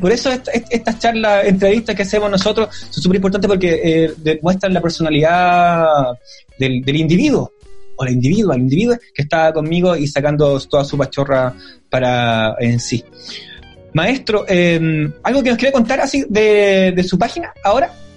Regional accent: Chile; yo soy chileno y toda la cuestión, soy chileno

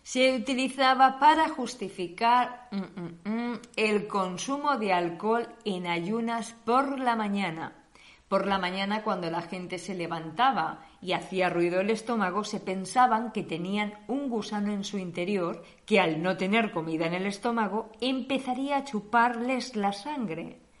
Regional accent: Spain; moved away as an adult; now in Germany; Somos españolas

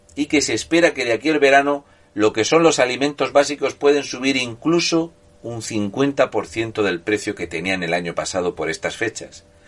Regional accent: Murcia, Region of Murcia, Spain; yo soy de Murcia

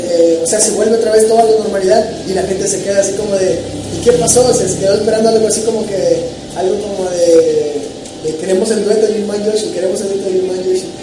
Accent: Lerdo de Tejada, Veracruz, Mexico; la gente sabe que soy de Lerdo, sabe que en realidad no soy del, puerto, pero, pero siempre menciono el puerto y siempre y también menciono Lerdo de Tejada en mi nuevo, en mi nuevo material

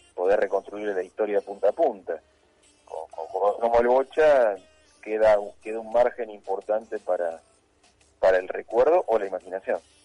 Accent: Morón, Buenos Aires Province, Argentina; me quedé con Morón Chicago, sí, indudablemente de mi barrio

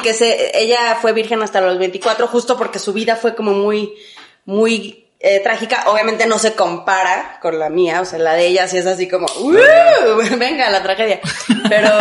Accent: Mexico; mi sangre es este, muy muy, muy normal, o sea, es española e indígena, o sea, como cualquier mexicano

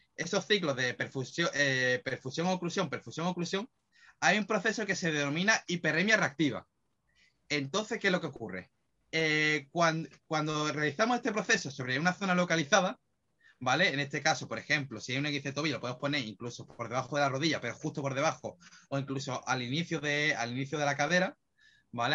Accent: Málaga, Andalusia, Spain; yo que soy de Málaga

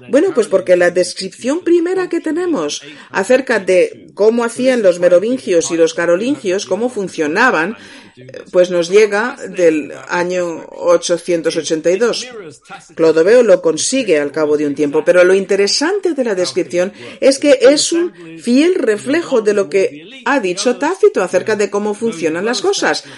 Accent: England, United Kingdom; yo soy inglés

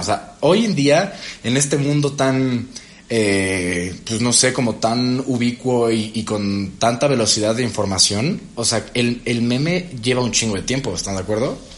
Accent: Veracruz, Mexico; soy de Veracruz

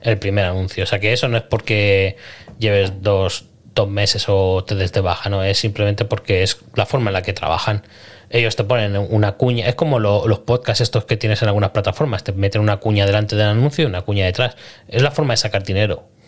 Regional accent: Spain; yo soy español

